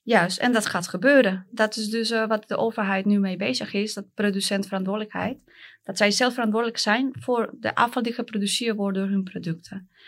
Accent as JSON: {"language": "Dutch", "country": "Colombia", "second_language": "Dutch", "moved": "as an adult", "lives_now": "Netherlands", "said": "ik kom uit Colombia"}